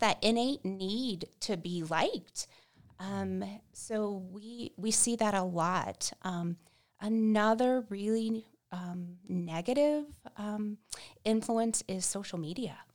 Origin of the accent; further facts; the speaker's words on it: Central Florida, United States; moved away as an adult; now in Casper, United States; We're originally from Central Florida